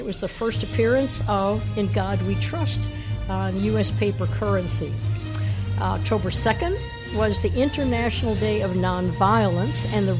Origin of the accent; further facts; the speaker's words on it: Chicago, Illinois, United States; I was born and raised in Chicago